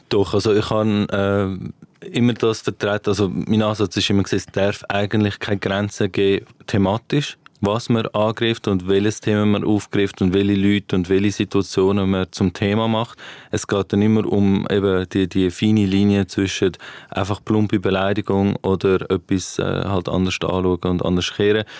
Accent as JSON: {"language": "German", "town": "Winterthur", "region": "Zurich", "country": "Switzerland", "said": "ich bin Winterthurer Comedian"}